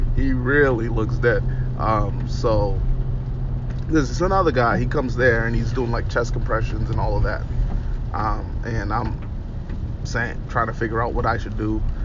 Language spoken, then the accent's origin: English; Boston, Massachusetts, United States; I'm from I'm from Boston